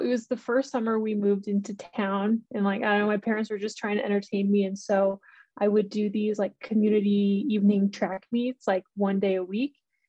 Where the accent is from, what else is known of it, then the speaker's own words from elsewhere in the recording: Hamilton, New York, United States; moved away as an adult; also born or lived in Buffalo, New York; now in Boulder, United States; I grew up in upstate New York, was born in Buffalo, and then grew up in a little town called Hamilton.